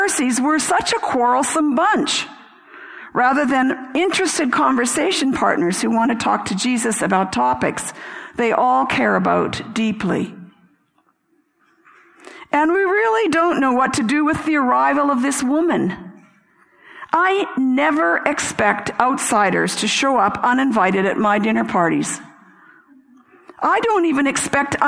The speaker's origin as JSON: {"language": "English", "country": "Canada", "said": "I'm Canadian. I'm of British descent"}